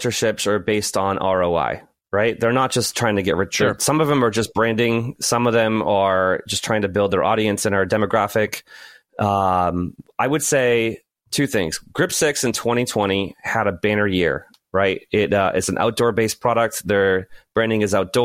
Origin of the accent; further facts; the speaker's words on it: New England, United States; I'm from New England, and some people call me masshole